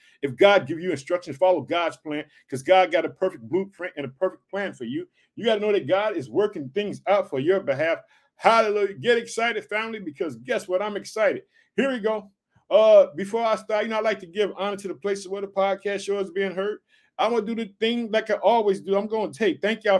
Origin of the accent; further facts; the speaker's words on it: Illinois, United States; I'd like to thank the United States, Illinois, which is my home state. I live in the city of Chicago.